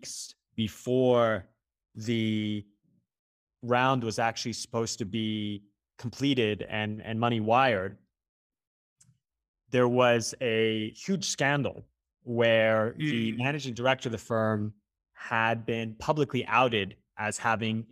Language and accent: English; California, United States; I grew up in California